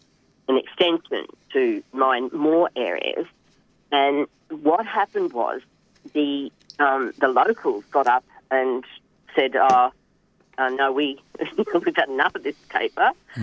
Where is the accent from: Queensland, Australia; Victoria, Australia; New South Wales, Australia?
Queensland, Australia; Maryborough; also born or lived in Hervey Bay; now in Gympie, Australia; when I was growing up in Maryborough